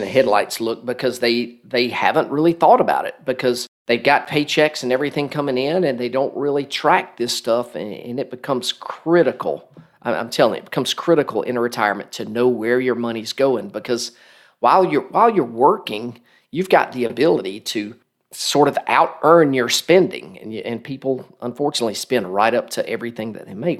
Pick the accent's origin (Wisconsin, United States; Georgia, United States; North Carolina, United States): Georgia, United States; Macon; also born or lived in Marietta, Georgia; my hometown of, of Macon, Georgia